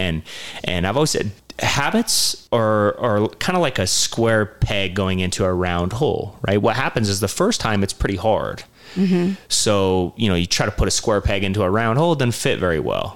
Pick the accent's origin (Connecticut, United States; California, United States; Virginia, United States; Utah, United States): Utah, United States; St. George; growing up in St. George, I moved here when I was 12